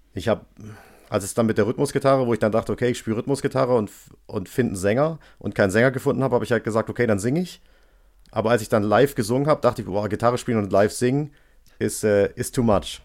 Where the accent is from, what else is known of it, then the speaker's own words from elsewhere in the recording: Stuttgart, Baden-Württemberg, Germany; also born or lived in Göppingen; ich komme aus Stuttgart und ich wohne jetzt bei Göppingen auf dem Dorf